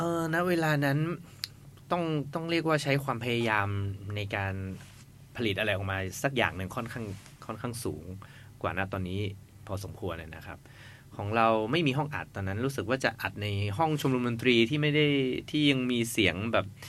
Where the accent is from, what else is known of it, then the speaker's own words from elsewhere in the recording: Chiang Mai, Thailand; พวกเรามาจากเชียงใหม่กันนะครับ แล้วก็ไม่ค่อยได้มา กรุงเทพกันเท่าไหร่